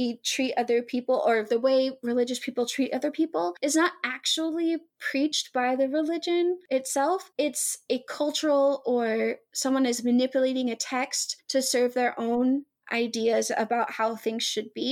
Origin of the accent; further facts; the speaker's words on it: Arkansas, United States; I'm from Arkansas